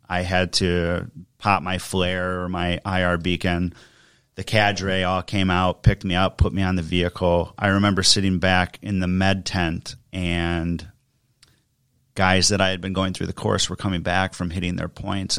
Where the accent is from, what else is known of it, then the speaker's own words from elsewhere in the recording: Germantown, Wisconsin, United States; also born or lived in Detroit / New Jersey / Kentucky / Milwaukee; settled in Germantown, Wisconsin for about the last twenty-five years, went to grade school, high school there